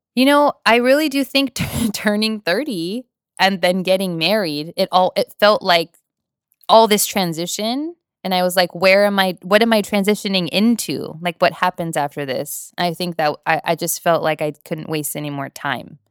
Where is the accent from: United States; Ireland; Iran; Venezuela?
United States; Whittier, California; also born or lived in Norwalk, California; I live in Whittier, California. I've lived there my entire life.